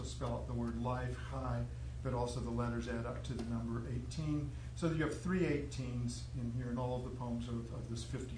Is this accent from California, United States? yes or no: yes; San Jose, California, United States; also born or lived in Palo Alto; I grew up in San Jose, went to school in Palo Alto